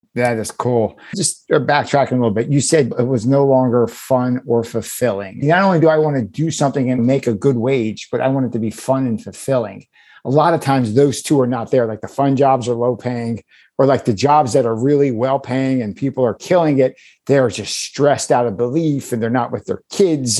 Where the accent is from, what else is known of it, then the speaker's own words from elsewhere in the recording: Philadelphia, Pennsylvania, United States; I grew up in Philadelphia. I've been here my whole life.